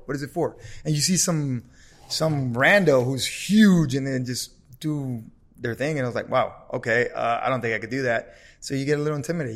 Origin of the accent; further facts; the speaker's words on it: Los Angeles, California, United States; growing up in South Central